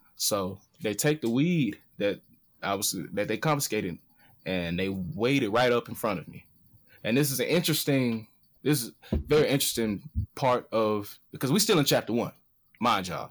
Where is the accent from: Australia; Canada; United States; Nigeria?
United States; Atlanta, Georgia; moved away; I'm from Atlanta. This is city of finesse.